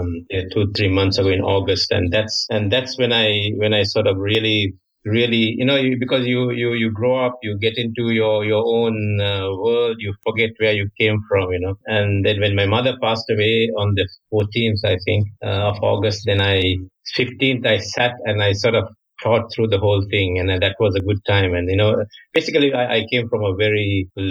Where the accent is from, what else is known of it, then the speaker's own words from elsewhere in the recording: Sri Lanka; moved away as an adult; also born or lived in China / France; now in Singapore; So I'm actually originally from Sri Lanka. So I grew up in Sri Lanka. When I was 20 years, I went to China on a scholarship